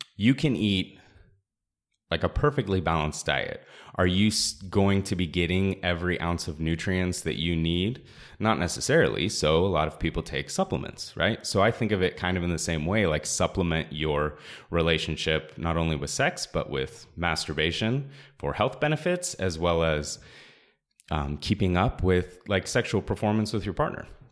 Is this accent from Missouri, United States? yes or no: no; Orange County, California, United States; also born or lived in Long Beach; I grew up in Orange County